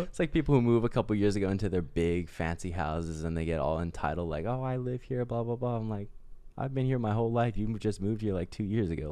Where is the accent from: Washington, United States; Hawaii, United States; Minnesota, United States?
Hawaii, United States; Oahu; We're, like, just locals